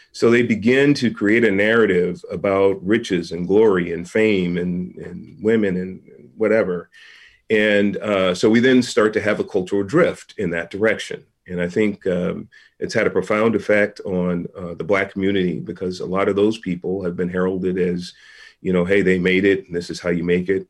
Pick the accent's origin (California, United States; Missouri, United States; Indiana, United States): California, United States; San Francisco; born and raised in San Francisco